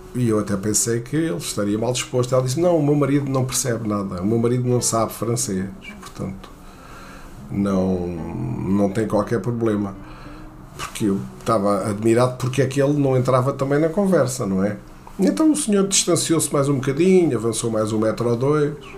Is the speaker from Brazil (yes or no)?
no; Portugal; não sou americano, sou português